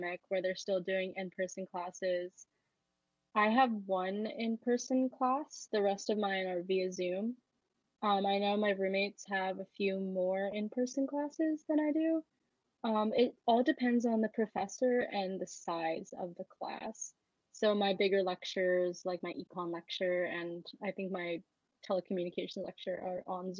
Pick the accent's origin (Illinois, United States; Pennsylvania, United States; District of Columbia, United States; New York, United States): Pennsylvania, United States; right outside of the Philadelphia area; also born or lived in Nanning, China / State College, Pennsylvania; I grew up right outside of the Philadelphia area.